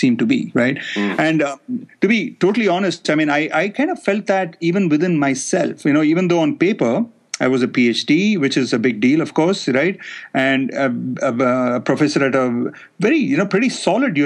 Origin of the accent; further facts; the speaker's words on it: India; moved away as an adult; being from India, I felt comfortable taking them to my home country